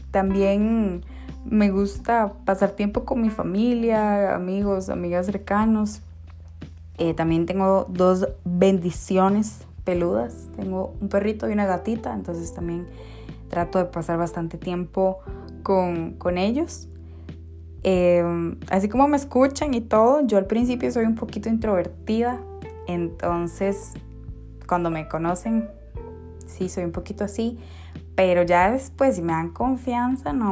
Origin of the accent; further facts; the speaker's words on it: Costa Rica; born there; also born or lived in Guatemala; Yo soy mujer costarricense de nacimiento, costarricense